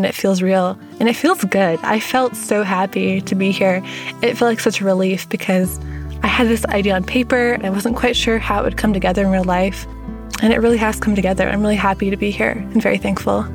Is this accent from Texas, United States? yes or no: no; Brunswick, Maine, United States; moved away as an adult; now in Walla Walla, United States; I'm originally from Brunswick, Maine